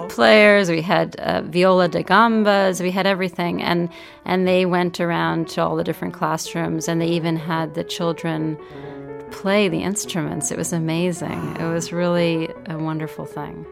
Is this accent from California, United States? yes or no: no; New York, United States; I grew up in New York.